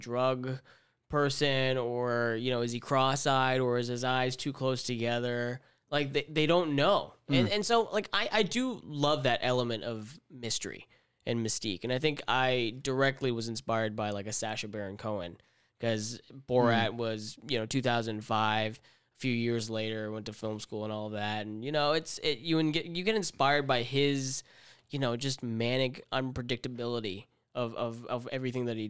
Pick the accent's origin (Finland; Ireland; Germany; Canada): Canada; I'm from Canada